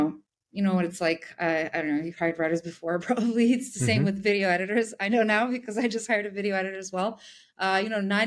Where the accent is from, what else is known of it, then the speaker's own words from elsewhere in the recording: Serbia; I'm actually from Serbia